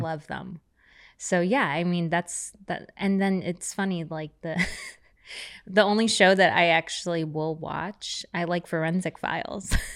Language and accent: English; New York City, New York, United States; now in Laguna Beach, United States; I grew up on the Lower East Side.